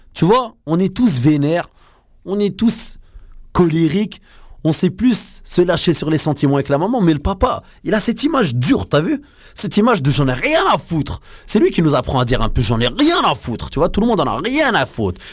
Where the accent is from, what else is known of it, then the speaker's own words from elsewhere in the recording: France; now in Montreal, Canada; nous, on est français, on est né là-bas